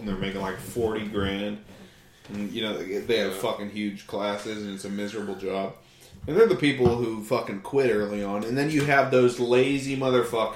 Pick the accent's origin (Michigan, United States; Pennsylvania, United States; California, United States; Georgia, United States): Pennsylvania, United States; New Castle; also born or lived in Ellwood City, Pennsylvania; I'm from Newcastle